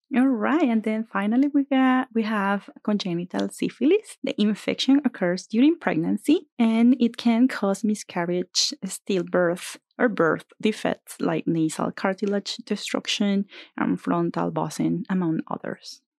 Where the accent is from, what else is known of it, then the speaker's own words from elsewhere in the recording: Venezuela; moved away as an adult; now in Bakersfield, United States; I grew up in Venezuela, and I did med school in my country